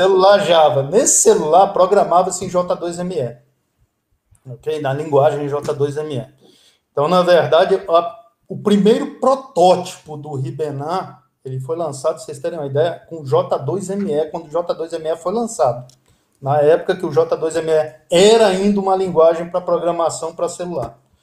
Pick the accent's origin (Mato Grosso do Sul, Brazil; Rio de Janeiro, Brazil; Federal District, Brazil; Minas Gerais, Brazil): Federal District, Brazil; Brasília; also born or lived in Recife, Pernambuco; Eu nasci em 1966, em Recife, Pernambuco. Meu sotaque não se aparenta, porque eu sou de Brasília. Desde pequeno eu vim para cá, para Brasília